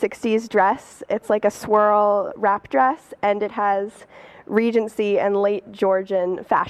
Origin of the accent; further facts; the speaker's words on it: Berkeley, California, United States; I'm from Berkeley, California